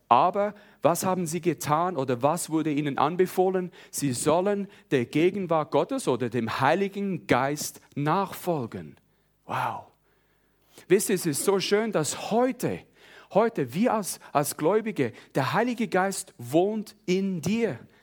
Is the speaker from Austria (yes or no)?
no; Switzerland; moved away as an adult; now in South Carolina, United States; ihr hört es ja sicher schon ein bisschen, also ich bin Schweizer, in der Schweiz aufgewachsen, aber ich wohne seit 20 Jahren in den Staaten